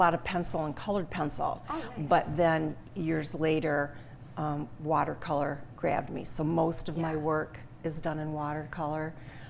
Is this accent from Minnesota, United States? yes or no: no; St. Louis, Michigan, United States; now in Jackson, United States; We live in Jackson, but I grew up in St. Louis, right up 127.